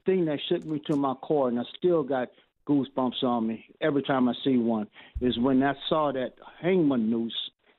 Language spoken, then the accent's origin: English; Louisiana, United States; now in Texas, United States; I'm from Louisiana.